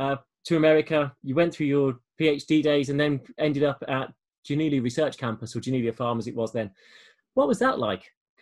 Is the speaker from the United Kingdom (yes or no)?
yes; Birmingham, West Midlands, United Kingdom; I'm a Brummy as well. So for those who don't know what a Brummy is someone who is from Birmingham as a city, second biggest city in the UK. So actually, I am a Brummy, I guess. Well, born north, went south.